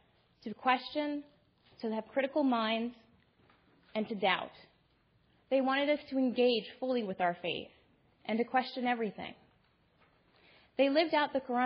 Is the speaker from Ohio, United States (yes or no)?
yes; Toledo, Ohio, United States; I am a Muslim American woman born and raised in Toledo, Ohio, by two very loving Indian Muslim parents.